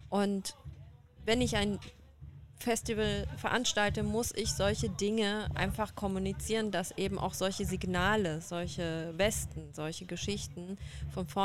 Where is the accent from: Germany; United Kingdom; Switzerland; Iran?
Iran; Also ich bin ja Iranerin. Und ich bin auch im Iran unterwegs